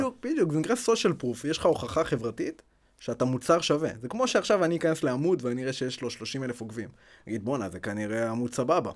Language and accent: Hebrew; Ashkelon, Southern District, Israel; moved away; also born or lived in Beersheba; אני במקור מאשקלון